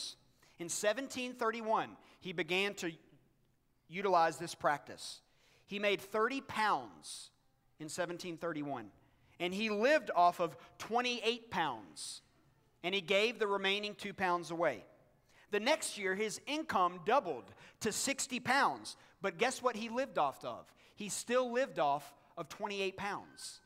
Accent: United States; as American Christians

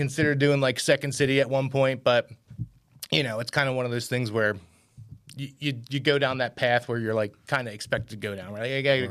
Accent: Philadelphia area, Pennsylvania, United States; We're all from Philly. We, you know... I'm at this point like an hour from the city

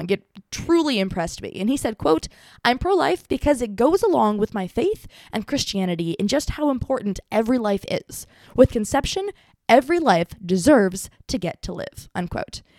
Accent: Texas, United States; I don't do well with the cold. I'm a Texan

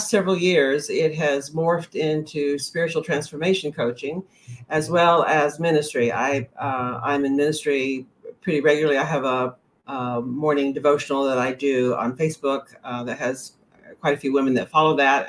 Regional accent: the South, United States; moved away as an adult; also born or lived in Tennessee / Texas; now in Maine, United States; I grew up in the South. I grew up in Tennessee and Texas

